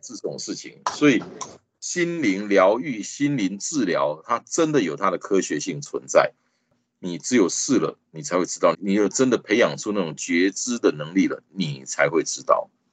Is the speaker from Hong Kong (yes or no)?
no; Taiwan; I'm proudly from Taiwan。我很骄傲的，我是来自台湾的